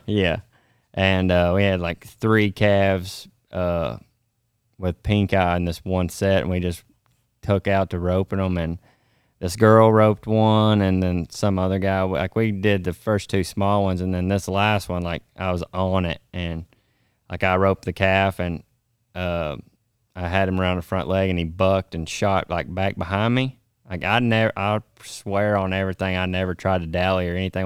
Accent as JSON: {"language": "English", "town": "Jonesboro", "country": "United States", "tie": "born or raised there"}